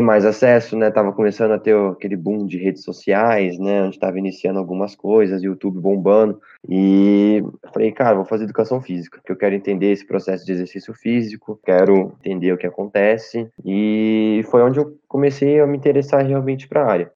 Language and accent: Portuguese; Cambuí, Minas Gerais, Brazil; Minha cidade, sou de Cambuí, Minas Gerais